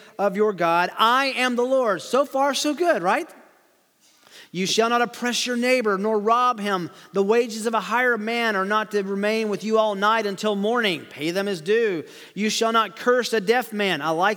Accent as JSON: {"language": "English", "region": "Tennessee", "country": "United States", "tie": "born or raised there", "said": "as we used to say growing up in Tennessee"}